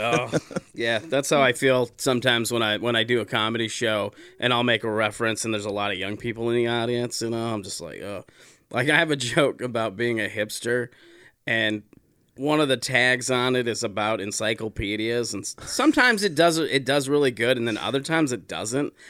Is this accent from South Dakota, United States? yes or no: yes; South Dakota, United States; I grew up in South Dakota